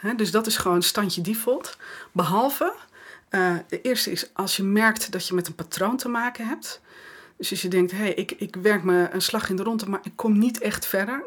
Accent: West Friesland, North Holland, Netherlands; ik kom uit West-Friesland, dus eh, nuchterder dan dit krijg je niet. In, mijn West-Friese nuchterheid

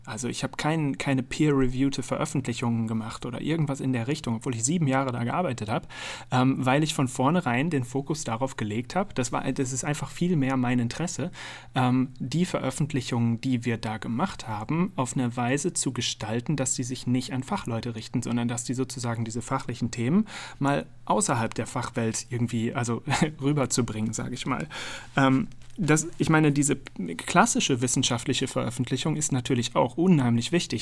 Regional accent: Münster, North Rhine-Westphalia, Germany; Aus Münster in Nordrhein-Westfalen

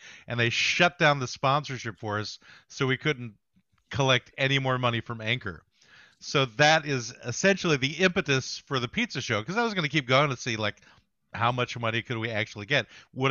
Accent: Somalia; I'm from Somalia.

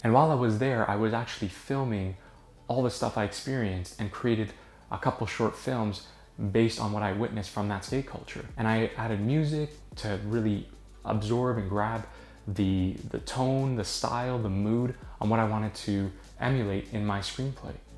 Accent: Toronto, Ontario, Canada; I'm from Toronto.

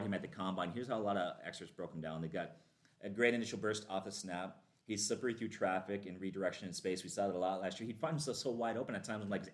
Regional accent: Minnesota, United States; we're Vikings fans, all three of us, born and raised in Minnesota

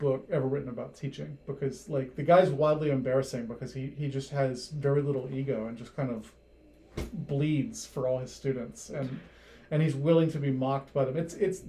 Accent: Gwinnett County, Georgia, United States; moved away as an adult; also born or lived in Minnesota / Woodstock, Georgia; I grew up in Gwinnett County.

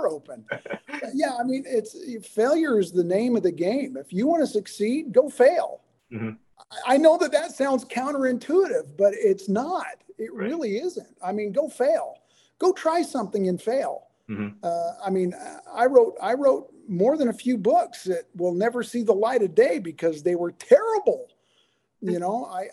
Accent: the South, United States; growing up in the South

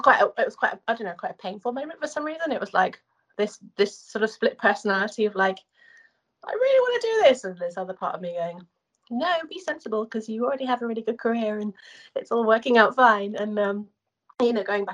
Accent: Guildford, South East England, United Kingdom; moved away as an adult; now in United States; I'm from Guildford

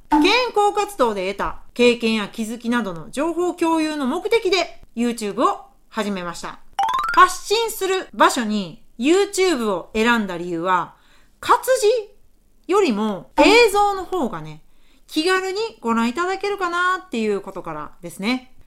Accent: Mie, Japan; moved away as an adult; now in Osaka, Japan; 出身は三重県でして、現在は大阪に住んでおります

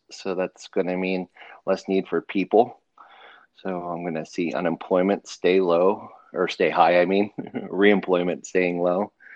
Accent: United States; also born or lived in Pennsylvania / Ohio; I grew up in Pennsylvania and Ohio

